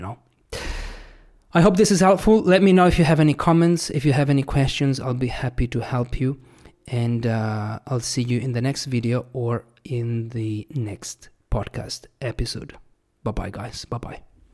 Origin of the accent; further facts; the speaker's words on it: Italy; first language Italian; English is a second language; also born or lived in Australia / New Zealand; my Italian was here